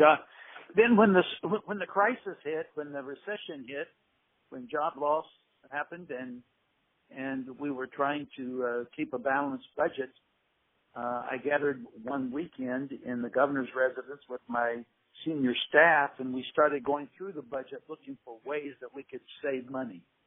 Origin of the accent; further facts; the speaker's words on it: Appalachia, United States; I'm an Appalachian fellow. Uh, my family still lives in Appalachia.